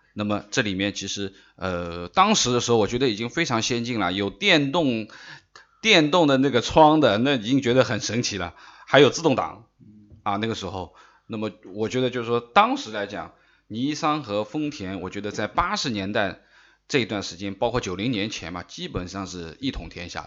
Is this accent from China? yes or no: yes; China; 我们中国人